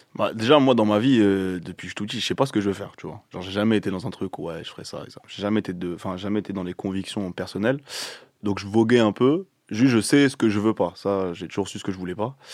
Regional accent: Seine-et-Marne, Île-de-France, France; là d'où je viens dans le 7-7

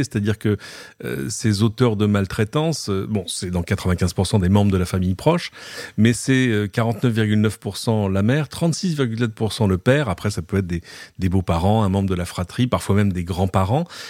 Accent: France; chez nous en France

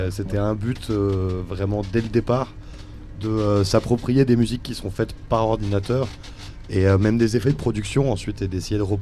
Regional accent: Montpellier, Occitania, France; now in Brussels, Belgium; moi, je viens de Montpellier, mais on, ah, bah. on, habite Bruxelles depuis un moment, donc on est bruxellois de, de cœur.

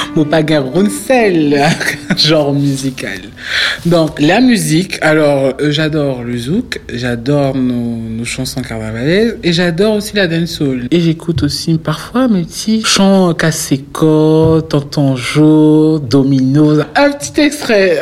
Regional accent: French Guiana; moved away as an adult; now in Paris, France; Je me suis construit en Guyane, je représente la Guyane.

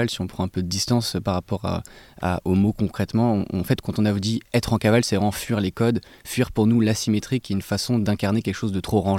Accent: Antony, Île-de-France, France; Moi, j'ai grandi à Antony, en banlieue parisienne, et j'ai également commencé à porter des, baskets dépareillées.

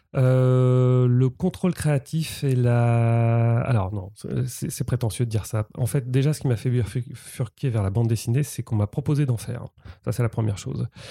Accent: Rouen, Normandy, France; moved away as an adult; je suis né à Rouen euh, j'ai 45 ans, j'ai passé 20 ans en Normandie

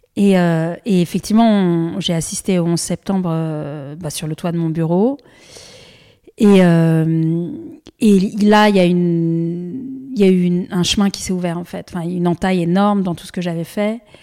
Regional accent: Annecy, Auvergne-Rhône-Alpes, France; J'ai grandi à Annecy

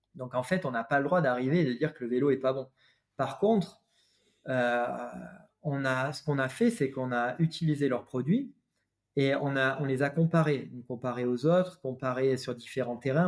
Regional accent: France; nous en tant que Français

